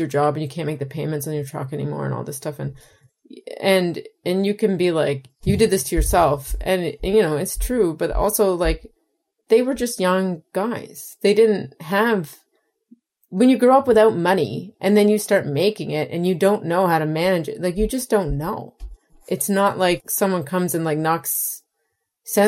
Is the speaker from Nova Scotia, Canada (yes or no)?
yes; Cape Breton Island, Maritime Provinces of Canada, Nova Scotia, Canada; moved away as an adult; also born or lived in Toronto / New York / Alberta; I grew up on an island where workers were treated like shit